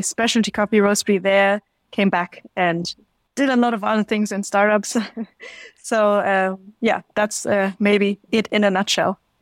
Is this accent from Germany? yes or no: yes; Stuttgart, Baden-Württemberg, Germany; also born or lived in China; I'm originally from Stuttgart, south of Germany